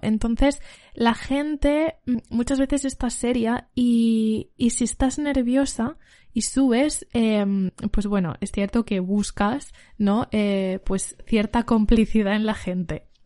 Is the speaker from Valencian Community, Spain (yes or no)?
yes; Valencia, Valencian Community, Spain; soy una cantante de Valencia